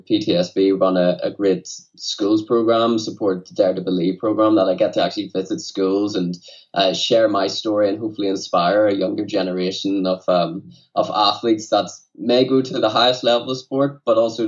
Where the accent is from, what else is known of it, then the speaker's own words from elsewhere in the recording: Newtownards, Northern Ireland, United Kingdom; also born or lived in Dublin; my hometown, Newtownards.